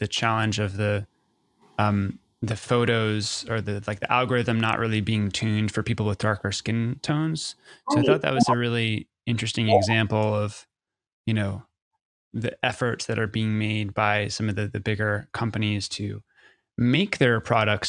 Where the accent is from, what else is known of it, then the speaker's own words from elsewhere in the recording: United States; as an American